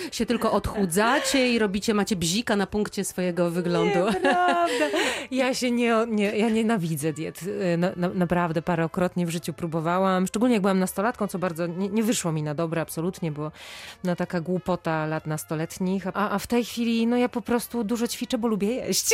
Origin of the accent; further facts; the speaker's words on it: Silesian Voivodeship, Poland; now in Warsaw, Poland; ja absolutnie nie jestem warszawianką, jestem ślązaczką, mhm. E, ale z, z, z, górnego Śląska, trochę bardziej na wschód.